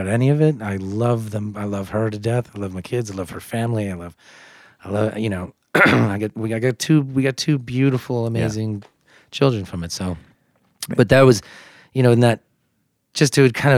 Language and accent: English; United States; first language English; moved away; I'm American. Like, I'm from the U.S.